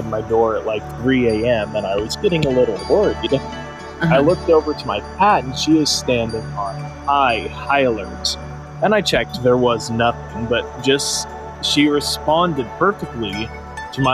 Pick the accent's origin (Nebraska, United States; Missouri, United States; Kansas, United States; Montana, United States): Montana, United States; I felt ever so blessed that I was able to experience Montana growing up.